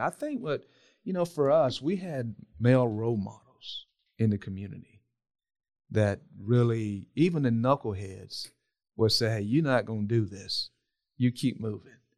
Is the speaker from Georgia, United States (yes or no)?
yes; South Georgia, United States; how I was brought up in South Georgia